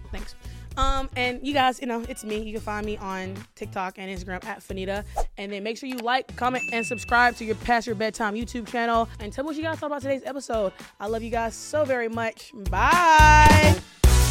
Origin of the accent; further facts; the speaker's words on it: Alabama, United States; I grew up in Alabama and I have an Alabama education